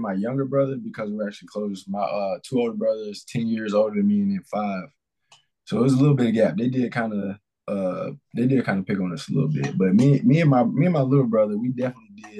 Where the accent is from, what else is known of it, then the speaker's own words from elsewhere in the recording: Mississippi, United States; also born or lived in Kansas City, Missouri; So I grew up here in Mississippi, but I was actually born in Kansas City, Missouri.